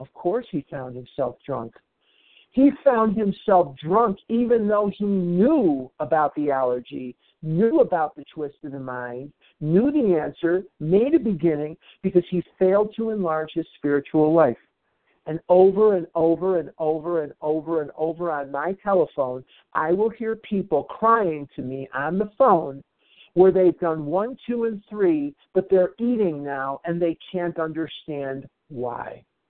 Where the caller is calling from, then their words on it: Albuquerque, New Mexico, United States; I'm a recovered compulsive overeater, and I'm calling from Albuquerque, New Mexico this morning.